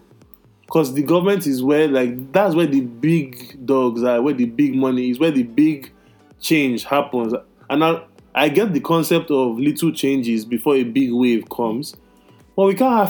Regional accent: Nigeria; moved away; growing up in Nigeria

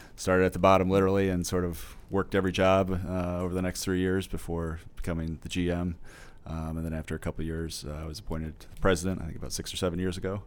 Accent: Normal, Illinois, United States; also born or lived in Mercersburg, Pennsylvania; I was born in Normal, uh, but, uh, went to Brigham School, went to Parkside Element, or junior high, um, and then went to U High for about two years

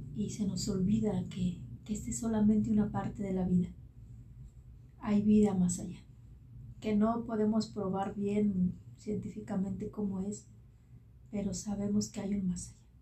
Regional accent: Mexico; como decimos en México

